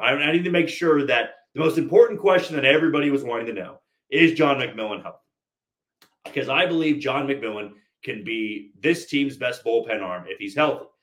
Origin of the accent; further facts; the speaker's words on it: Kansas City, Missouri, United States; growing up in Kansas City my entire life